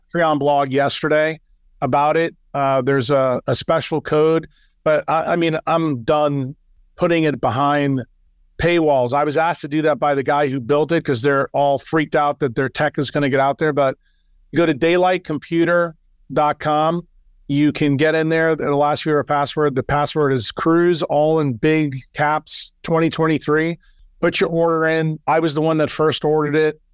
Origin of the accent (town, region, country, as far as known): United States; moved away as an adult; now in El Salvador